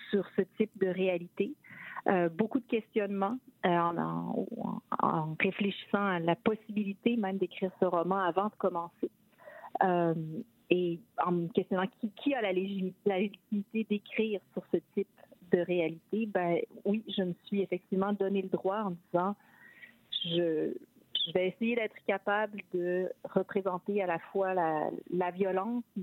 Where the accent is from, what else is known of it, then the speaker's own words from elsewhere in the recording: Quebec City, Quebec, Canada; now in Toronto, Canada; je viens de la ville de Québec et qu'une des surprises que j'ai en arrivant à Toronto